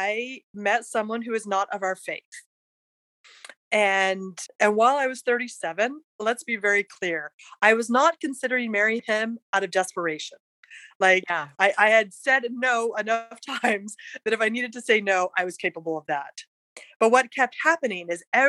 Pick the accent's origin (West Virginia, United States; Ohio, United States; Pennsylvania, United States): West Virginia, United States; moved away as an adult; also born or lived in Provo, Utah / Washington, D.C.; I was born in Provo, as my parents were going to BYU, grew up in wild and wonderful West Virginia